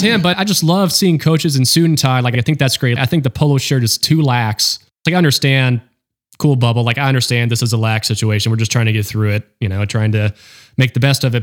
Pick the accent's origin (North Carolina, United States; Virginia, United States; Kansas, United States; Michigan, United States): North Carolina, United States; also born or lived in Florida; I claim I'm from North Carolina